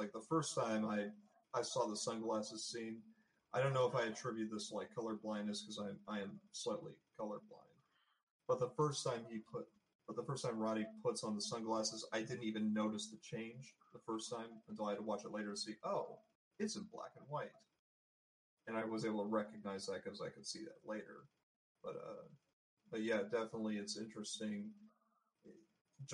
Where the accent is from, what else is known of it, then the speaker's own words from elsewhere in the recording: Canada; Because we're Canadian.